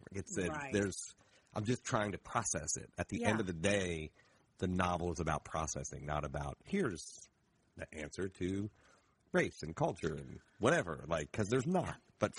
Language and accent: English; Appalachia, United States; And so if I wrote about being Appalachian in those different places, I have different emotional feelings about the exact same thing within me, which obviously Appalachia is not a race, but it's an identity of culture.